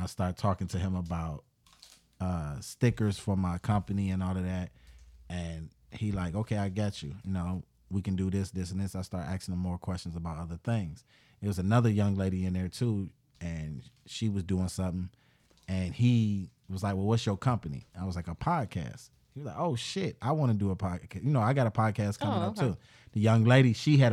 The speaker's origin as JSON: {"language": "English", "town": "Oak Park", "region": "Michigan", "country": "United States", "tie": "born or raised there", "said": "I grew up in Oak Park"}